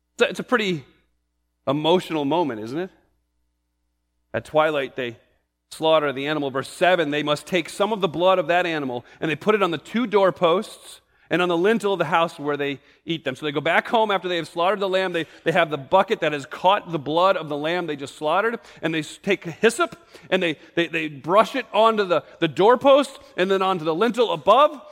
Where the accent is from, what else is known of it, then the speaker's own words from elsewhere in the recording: New England, United States; I grew up in New England